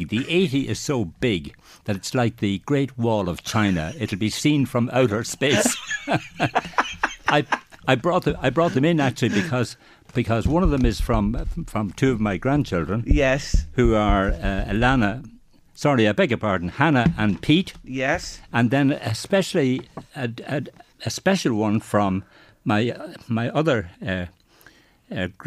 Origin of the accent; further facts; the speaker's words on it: Drogheda, Leinster, Ireland; I'm from Drogheda. I was born in Drogheda, of course. I'm a Drogheda man, very proud Drogheda man. And then, of course, um, uh, my uh, parents were Dublin and Dundalk. My mother was from Dublin.